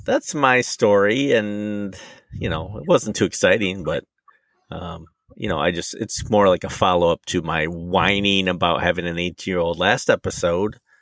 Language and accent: English; Michigan, United States; I'm from Michigan